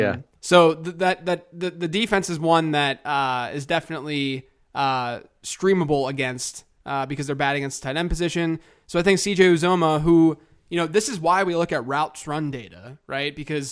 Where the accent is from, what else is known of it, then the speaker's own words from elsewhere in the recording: United States; So I said gyro because I'm American, but I honestly go back and forth.